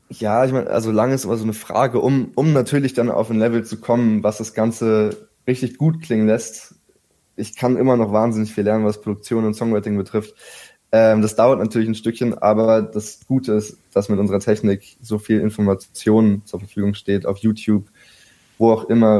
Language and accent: German; Berlin, Germany; Ich bin tatsächlich hier aufgewachsen in Berlin